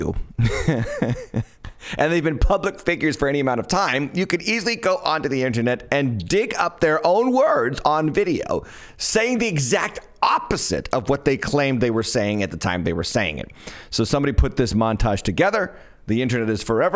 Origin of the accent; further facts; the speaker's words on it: Massachusetts, United States; now in Smithfield, United States; I'm from Massachusetts, and my church, several of our locations are in Massachusetts, and I lived in Massachusetts most of my life